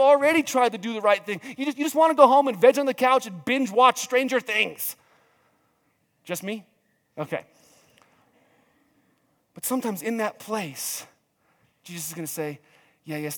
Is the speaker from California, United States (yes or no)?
no; New Mexico, United States; growing up in New Mexico